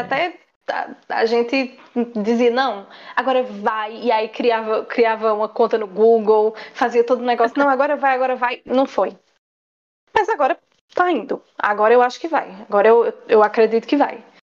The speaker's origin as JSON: {"language": "Portuguese", "town": "Campina Grande", "region": "Paraíba", "country": "Brazil", "said": "nós somos, né, de Campina Grande, Paraíba. Somos campinenses, paraibanas, nordestinas, brasileiras"}